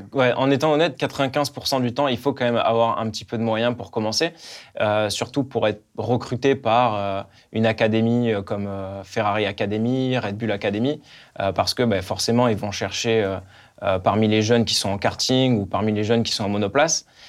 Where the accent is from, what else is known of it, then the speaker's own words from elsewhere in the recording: France; on était deux Français, Esteban et moi